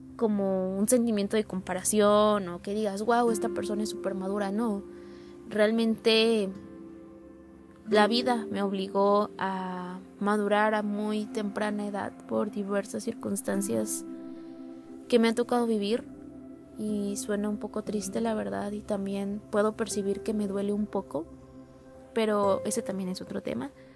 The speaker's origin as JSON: {"language": "Spanish", "region": "Puebla", "country": "Mexico", "tie": "born or raised there", "moved": "as an adult", "said": "mi ciudad natal y en mi casa"}